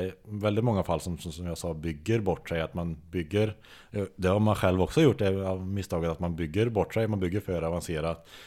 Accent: Tidaholm, Västra Götaland, Sweden; är uppväxt i Tidaholm

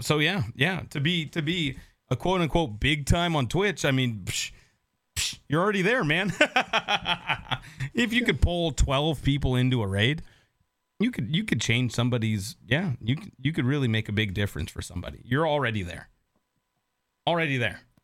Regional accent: Seattle, Washington, United States; now in Nashville, United States; I grew up in Seattle

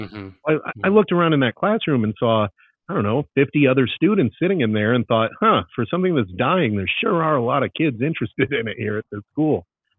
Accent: Stamford, Connecticut, United States; moved away as an adult; I grew up in the New York City area in Stamford, Connecticut, listening to WFAN sports radio and 1010 Winds and all these other radio stations.

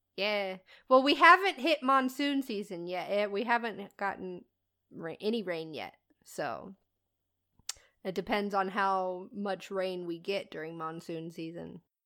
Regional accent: Midwest, United States; moved away; I'm from the Midwest

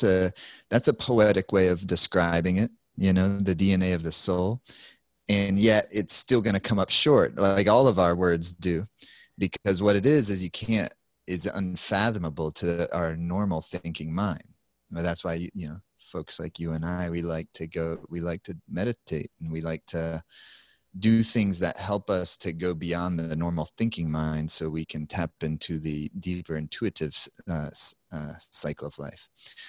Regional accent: South Carolina, United States; I grew up in South Carolina

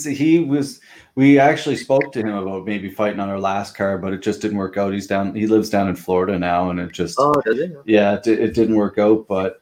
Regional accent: Pictou, Nova Scotia, Canada; like in Pictou, like I grew up in Pictou.

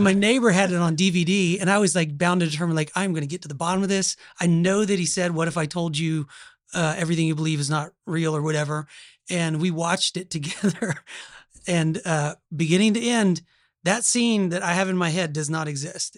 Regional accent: Oklahoma, United States; accent: Oklahoma; this is an Oklahoma accent

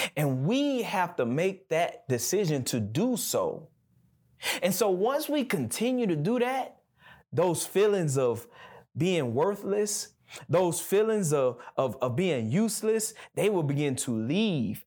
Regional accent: Gulf Coast, United States; now in Birmingham, United States; I'm from the Gulf Coast, so everything where I'm from is flat, right? So, I can remember when I first got to Birmingham

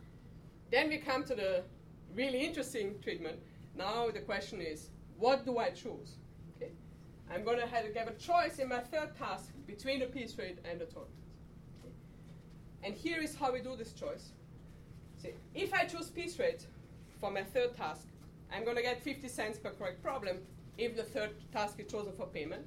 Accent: Austria; moved away; I'm from Austria. We do a lot of downhill skiing

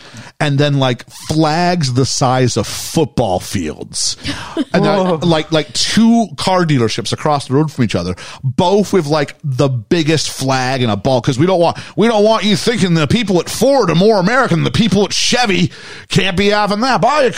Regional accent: Canada; As a Canadian

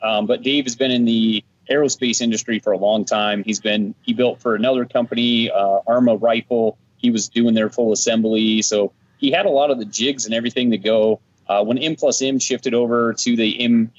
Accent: Colorado, United States; born and raised in Colorado, was raised here on a little farm kid

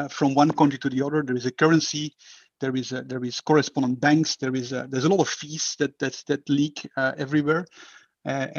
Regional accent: Belgium; moved away as an adult; now in Singapore; I am from Belgium.

